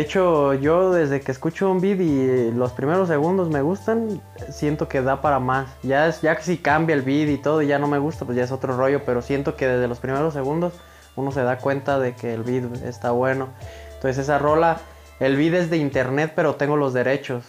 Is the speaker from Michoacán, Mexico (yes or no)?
yes; Villa Jiménez, Michoacán, Mexico; Yo soy originario de Villa Jiménez, Michoacanas